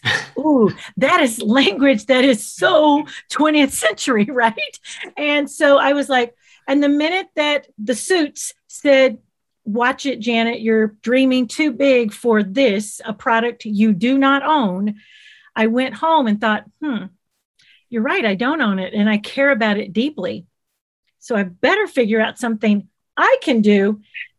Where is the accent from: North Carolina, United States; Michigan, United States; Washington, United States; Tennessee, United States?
Tennessee, United States; Covington; also born or lived in Nashville; I grew up in Covington, Tennessee, home of the Charms Blow Pop and birthplace of …